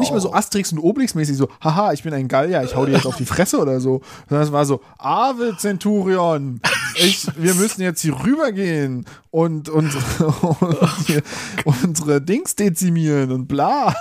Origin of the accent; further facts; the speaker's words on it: Berlin, Germany; ich bin in Wilmersdorf aufgewachsen